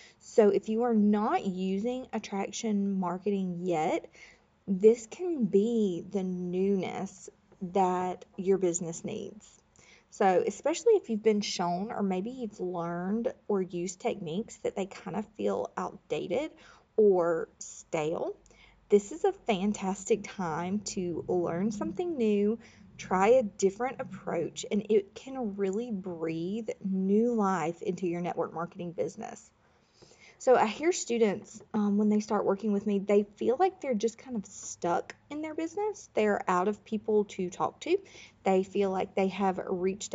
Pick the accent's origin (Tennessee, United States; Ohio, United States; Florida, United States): Florida, United States; I grew up in Florida